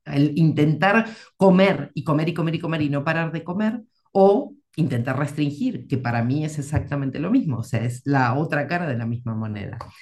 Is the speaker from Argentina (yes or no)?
yes; Argentina; now in Madrid, Spain; vivo en Madrid, en España, pero soy argentina de mm. origen